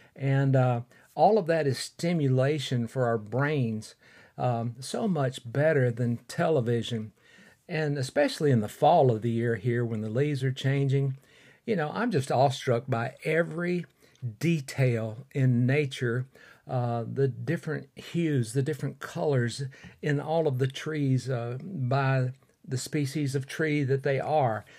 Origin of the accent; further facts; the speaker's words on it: Fort Payne, Alabama, United States; recording in my hometown of Fort Payne, Alabama